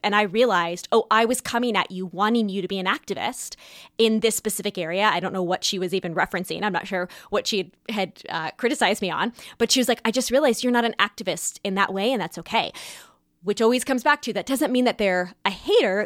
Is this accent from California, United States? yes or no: yes; California, United States; moved away; also born or lived in New York; Growing up in California